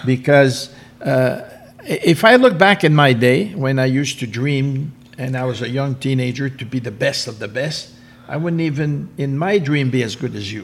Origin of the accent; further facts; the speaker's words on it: Canada; being French Canadian